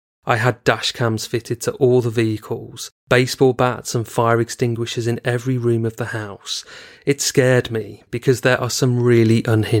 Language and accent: English; United Kingdom; I am British Pakistani, British first with Pakistani heritage, and we were always brought up to be interracial, to mix with the entire community.